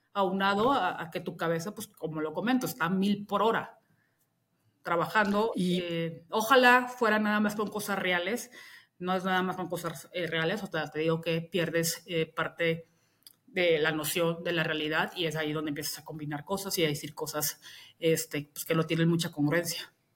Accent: Mexico; also born or lived in England; yo soy mexicana

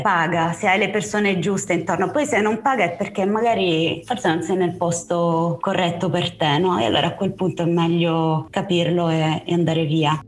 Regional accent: Apulia, Italy; now in Rome, Italy; io non sono romana, io sono cresciuta in Puglia, in una città di provincia, e io son dovuta venire a Roma

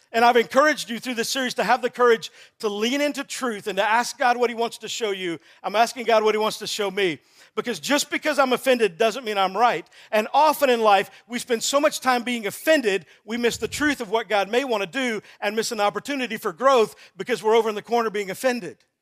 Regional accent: Texas, United States; I'm from Texas

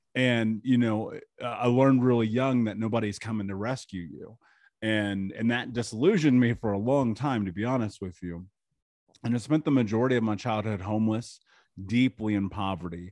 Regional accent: Indianapolis, Indiana, United States; I grew up in Indianapolis in America, just in the middle of the country

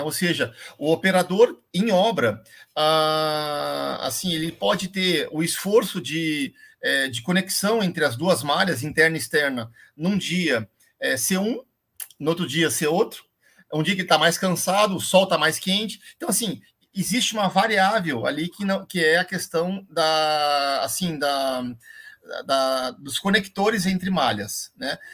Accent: Londrina, Paraná, Brazil; eu sou londrinense, né? É, nasci em Londrina, no norte do Paraná

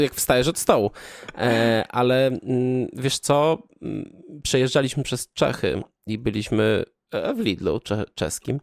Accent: Kraków-Częstochowa Upland, near Rzędkowice, Silesian Voivodeship, Poland; ja pochodzę z okolic Jury i do e, takiej miejscowości jak Rzędkowice

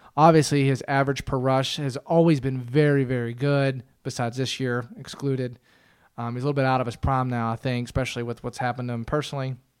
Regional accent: United States; also born or lived in Pittsburgh, Pennsylvania / Cincinnati, Ohio; I grew up around Pittsburgh and Cincinnati

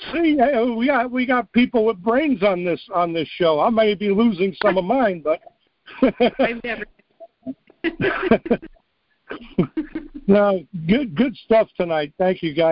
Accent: New York, United States; moved away; also born or lived in Missoula, Montana; I grew up in New York.

